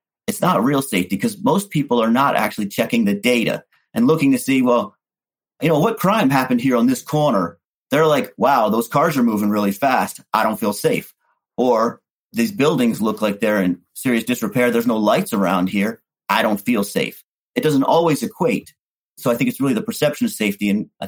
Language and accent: English; Baltimore, Maryland, United States; I grew up in Baltimore